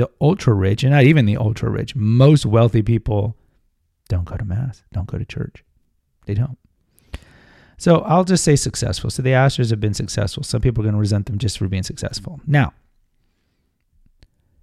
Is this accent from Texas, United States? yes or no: yes; Houston, Texas, United States; moved away as an adult; also born or lived in Alaska; I was born and raised in Houston